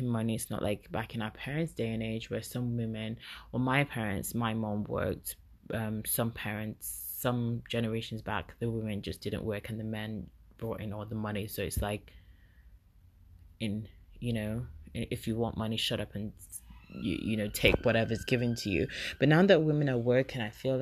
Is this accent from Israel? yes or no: no; Igbo, Igboland, Nigeria; as I'm Nigerian and I'm Igbo woman